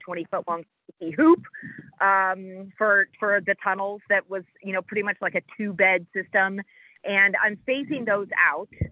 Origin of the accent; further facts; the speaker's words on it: Midwest, United States; now in Jamestown, United States; growing up in the Midwest